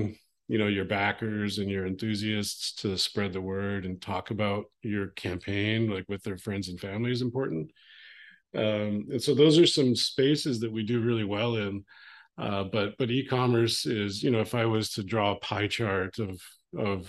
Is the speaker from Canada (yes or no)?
yes; Calgary, Alberta, Canada; I grew up in Western Canada, a city called Calgary